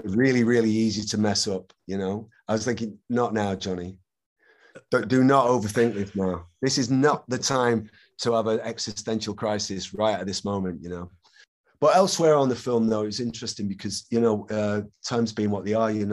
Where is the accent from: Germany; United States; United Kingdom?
United Kingdom; Manchester, North West England; it blew up in my hometown.